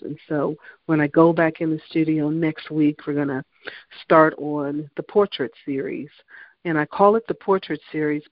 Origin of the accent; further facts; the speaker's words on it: Virginia, United States; I'm from Virginia